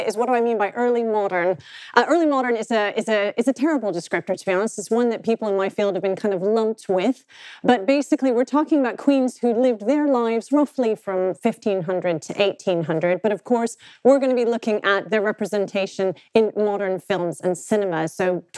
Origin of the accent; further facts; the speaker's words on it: United States; accent: American; moved away; also born or lived in United Kingdom; I am both a British and an American passport holder